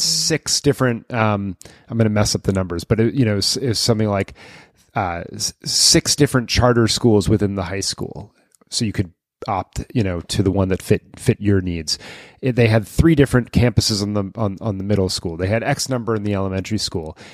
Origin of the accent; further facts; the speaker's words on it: Lexington, Massachusetts, United States; my hometown of Lexington, Massachusetts